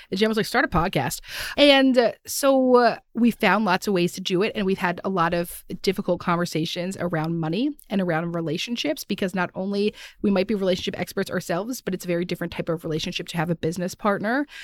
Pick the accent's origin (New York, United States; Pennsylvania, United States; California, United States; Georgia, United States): Pennsylvania, United States; Philadelphia; we're from Philadelphia